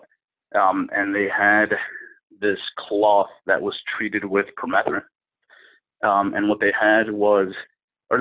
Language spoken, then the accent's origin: English; New England, United States; I'm from New England, so we get a lot of snow